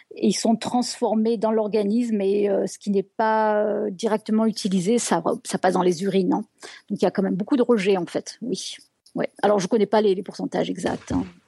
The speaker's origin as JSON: {"language": "French", "country": "France", "moved": "yes", "said": "ça fait 20 ans que j'ai quitté la France"}